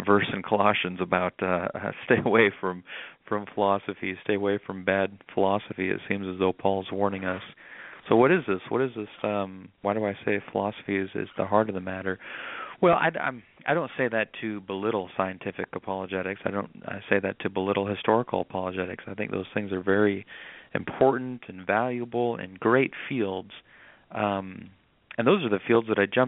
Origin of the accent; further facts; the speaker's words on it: Nebraska, United States; moved away as an adult; also born or lived in North Carolina; now in South Carolina, United States; I'm originally from Nebraska, but that whole process led me down here to South Carolina, North Carolina